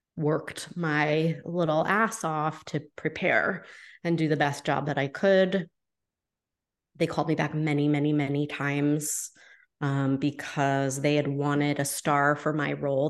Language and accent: English; New Hampshire, United States; I'm from New Hampshire